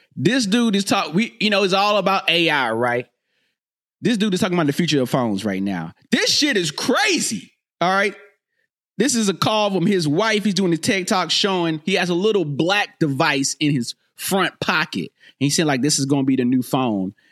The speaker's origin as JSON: {"language": "English", "region": "North Carolina", "country": "United States", "moved": "yes", "said": "I'm from North Carolina"}